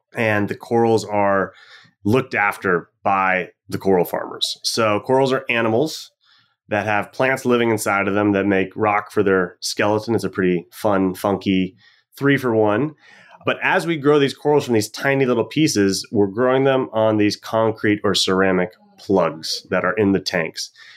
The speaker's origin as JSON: {"language": "English", "town": "Washington", "region": "District of Columbia", "country": "United States", "tie": "born or raised there", "moved": "as an adult", "lives_now": "Freeport, Bahamas", "said": "growing up in Washington, D C"}